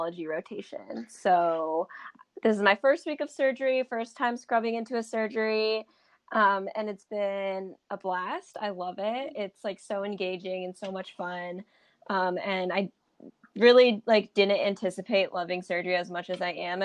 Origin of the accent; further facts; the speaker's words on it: Huntington Beach, California, United States; moved away as an adult; now in New Haven, United States; I'm originally from Orange County. I'm from Huntington Beach, Orange County